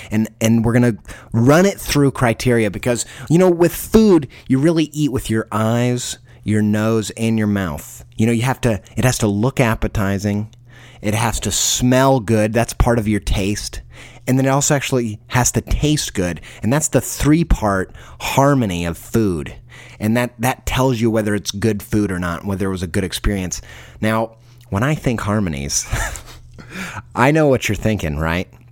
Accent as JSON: {"language": "English", "region": "Indiana", "country": "United States", "tie": "born or raised there", "said": "I grew up in Indiana."}